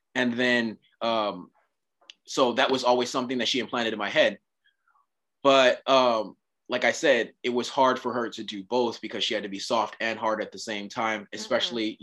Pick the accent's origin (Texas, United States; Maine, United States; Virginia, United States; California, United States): California, United States; Oceanside; I grew up in Oceanside, California.